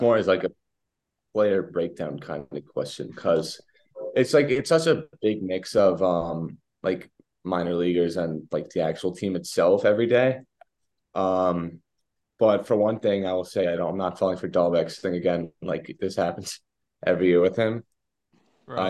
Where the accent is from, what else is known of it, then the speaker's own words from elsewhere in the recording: New York, United States; I'm like from New York